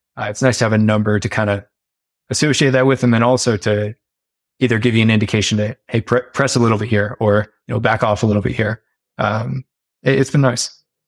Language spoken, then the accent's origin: English; United States